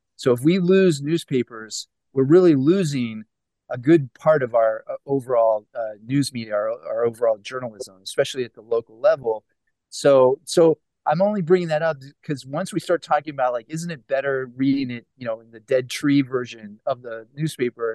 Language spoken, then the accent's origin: English; Pittsburgh, Pennsylvania, United States; I'm originally from Pittsburgh